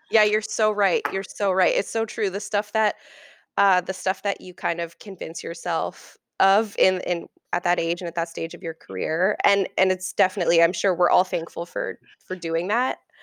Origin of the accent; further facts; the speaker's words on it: Oakville, Ontario, Canada; also born or lived in Toronto; grew up in Oakville for the m, most of my life.